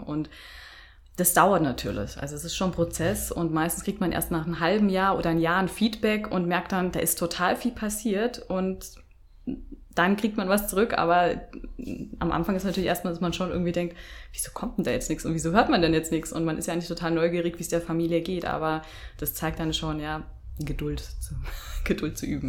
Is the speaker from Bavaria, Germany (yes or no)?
yes; Bavaria, Germany; moved away; bin ursprünglich aus Bayern